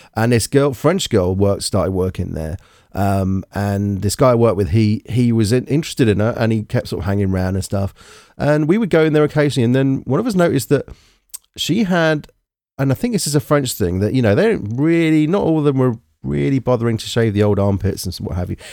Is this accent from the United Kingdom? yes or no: yes; United Kingdom